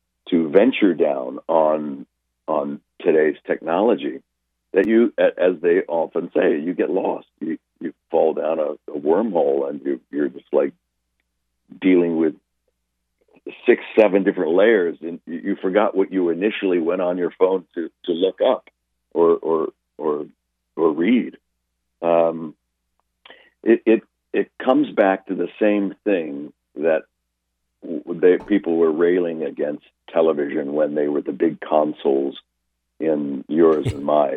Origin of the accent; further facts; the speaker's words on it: Los Angeles, California, United States; back in the day when I was growing up in Los Angeles